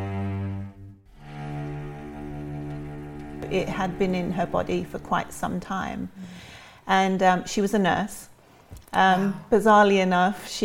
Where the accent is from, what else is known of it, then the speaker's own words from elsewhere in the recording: England, United Kingdom; now in Sierra Madre, United States; I'm originally from England, but now live in Sierra Madre, California, with my husband and my 5 children